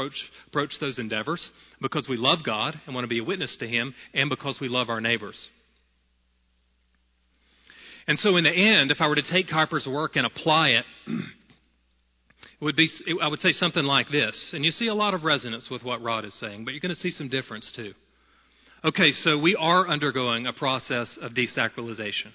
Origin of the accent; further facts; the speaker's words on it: United States; Being an American is not the most important part of my identity, but is a necessary and inescapable part of my identity